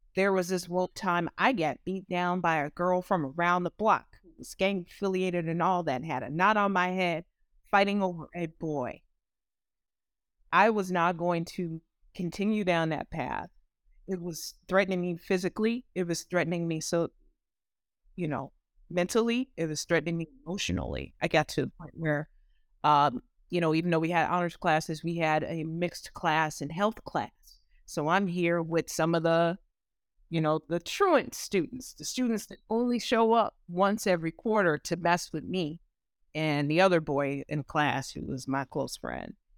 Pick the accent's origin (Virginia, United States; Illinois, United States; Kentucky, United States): Illinois, United States; Maywood; growing up in Maywood, Illinois